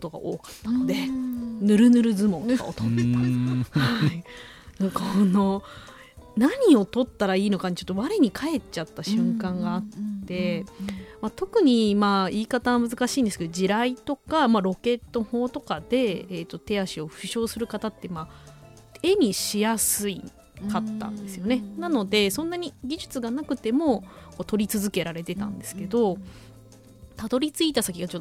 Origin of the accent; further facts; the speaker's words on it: Ehime, Japan; moved away as an adult; 私のふるさとの愛媛に18年も本当18年ぶりなので